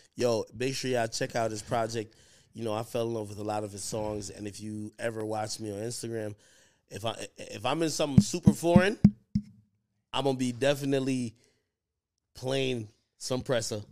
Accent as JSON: {"language": "English", "town": "Spanish Town", "country": "Jamaica", "moved": "yes", "said": "I come from Jamaica"}